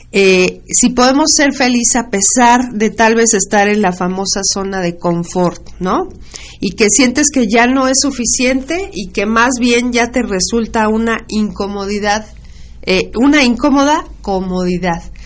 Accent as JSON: {"language": "Spanish", "country": "Mexico", "said": "como nación, como mexicanos"}